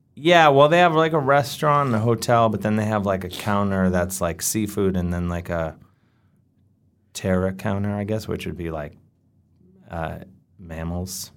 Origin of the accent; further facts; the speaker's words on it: United States; growing up in America